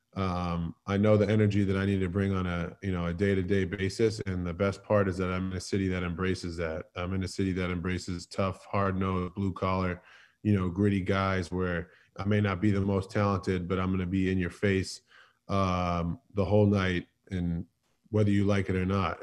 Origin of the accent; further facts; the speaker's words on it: Boston, Massachusetts, United States; moved away as an adult; now in Philadelphia, United States; I'm a Northeast kid. I'm I was born and raised in Boston